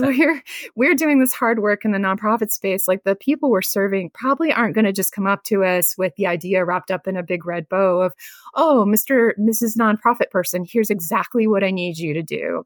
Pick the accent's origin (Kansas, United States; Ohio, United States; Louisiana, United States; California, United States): Ohio, United States; Northeast; moved away; I'm originally from Northeast Ohio